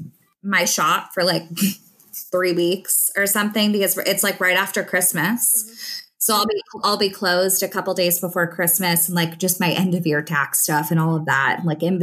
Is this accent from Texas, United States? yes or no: no; Naples, Florida, United States; moved away; also born or lived in Oklahoma; I am getting married in Naples, Florida, which is where I'm from